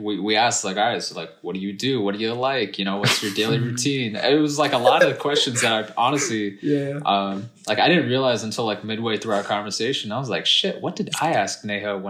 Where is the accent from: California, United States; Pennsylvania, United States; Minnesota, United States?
California, United States; Cupertino; moved away as an adult; also born or lived in Los Angeles, United States; now in New York, United States; I grew up in South Bay in Cupertino